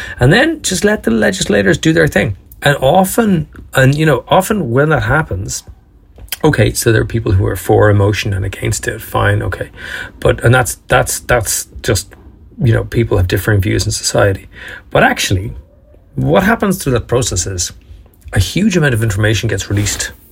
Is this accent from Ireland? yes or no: yes; Dublin, Leinster, Ireland; I'm even from Dublin, by the way. I mean, come on. This fucker's from South County Dublin.